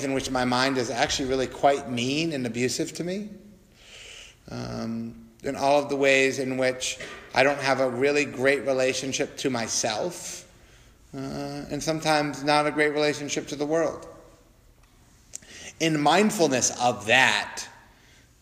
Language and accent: English; United States; as American Buddhists